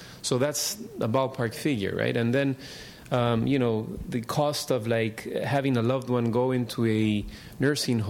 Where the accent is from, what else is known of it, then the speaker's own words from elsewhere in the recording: Peru; moved away as an adult; now in San Francisco, United States; I grew up in Peru